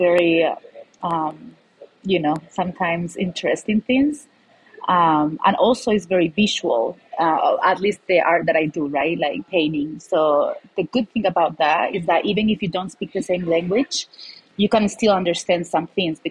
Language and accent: English; Malaga, Andalusia, Spain; moved away as an adult; now in Denver, United States; I'm from Malaga, Spain. So Malaga, if you don't know it, it's a city in the south of Spain